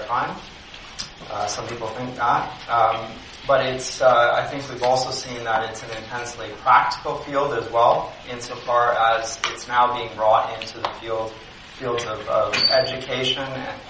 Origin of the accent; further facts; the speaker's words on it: Canada; I grew up in Canada